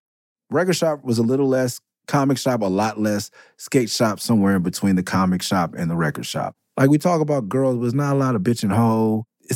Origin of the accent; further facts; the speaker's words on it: Oakland, California, United States; me and Aesop, like, we come from East Oakland to go skate EMB.